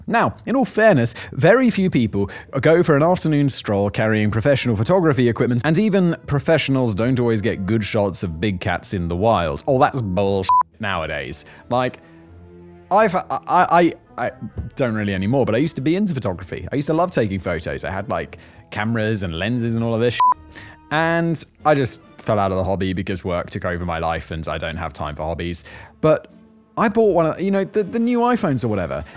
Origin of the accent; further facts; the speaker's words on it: United Kingdom; now in Czech Republic; I am British. I am from the United Kingdom